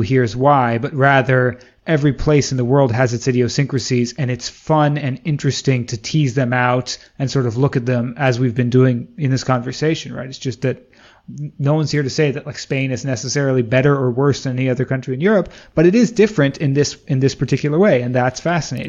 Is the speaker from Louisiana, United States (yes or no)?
no; Washington, District of Columbia, United States; growing up in the East Coast, specifically in DC